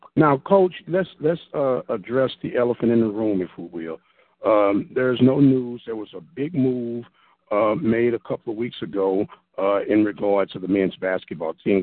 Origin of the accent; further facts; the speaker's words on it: St. Louis, Missouri, United States; I'm in from St. Louis